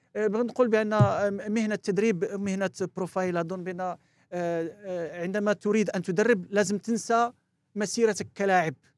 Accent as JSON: {"language": "Arabic", "country": "France", "tie": "born or raised there", "also_born_or_lived": "Morocco", "moved": "yes", "said": "لعبت فرنسا و... وكبرت معاهم ودرست عندهم هناك"}